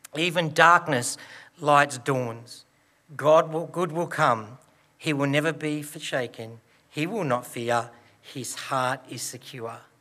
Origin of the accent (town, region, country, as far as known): Broken Hill, New South Wales, Australia; born or raised there